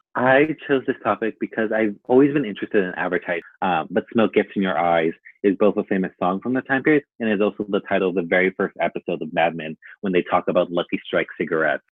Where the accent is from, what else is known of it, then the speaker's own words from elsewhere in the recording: Long Beach, California, United States; also born or lived in Mexico; I am from Long Beach, California, but I also sometimes claim Mexico just because I spent so much of my childhood there, but now I reside in Long Beach.